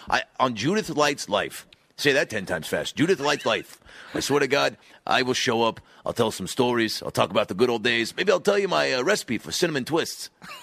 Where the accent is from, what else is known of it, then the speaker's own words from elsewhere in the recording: Seattle, Washington, United States; moved away; up in my hometown